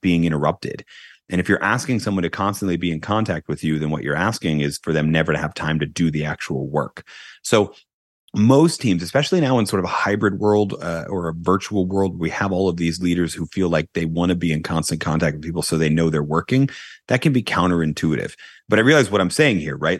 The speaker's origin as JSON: {"language": "English", "country": "United States", "said": "I'm an American"}